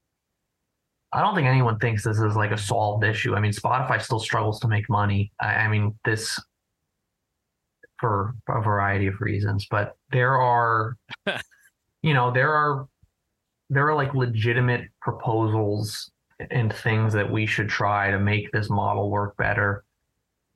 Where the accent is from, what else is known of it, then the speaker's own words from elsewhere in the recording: New Jersey, United States; I'm from New Jersey